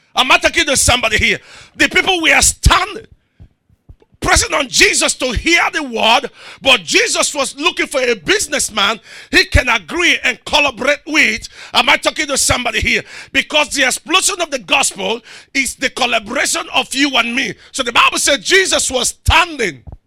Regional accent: Rivers State, Nigeria; I'm from River State

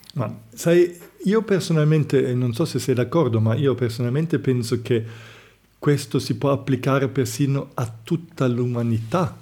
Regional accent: Germany; moved away; io vengo dalla Germania

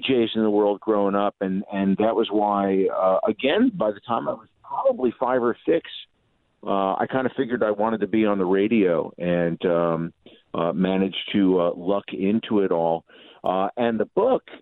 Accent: Newark, New Jersey, United States; I am from New Jersey. I was born in Newark

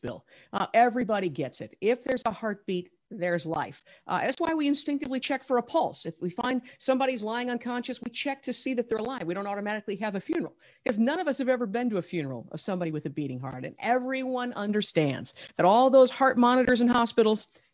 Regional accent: Ohio, United States; my home state of Ohio

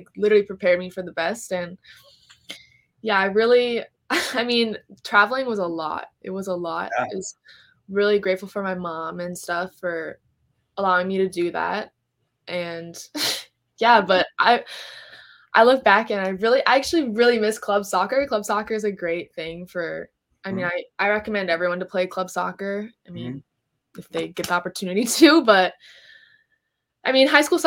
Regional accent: Woodbury, Minnesota, United States; growing up in Minnesota, I feel like I really appreciate how it's helped me in my career and stuff. So I really owe it to Woodbury

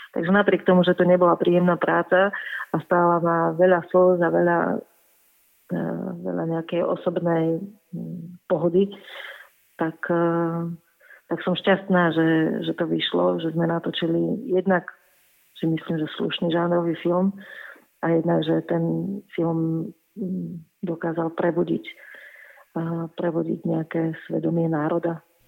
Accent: Čakajovce, Nitra Region, Slovakia; v mojej rodnej dedine v Čakajúciach pri Nitre

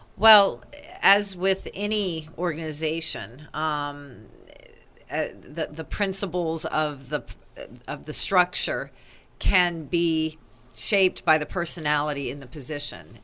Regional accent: East Coast, United States; moved away; I'm from the East Coast

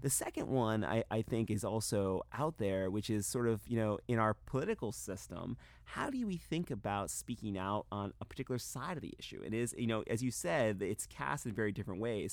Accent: North Carolina, United States; my home state of North Carolina

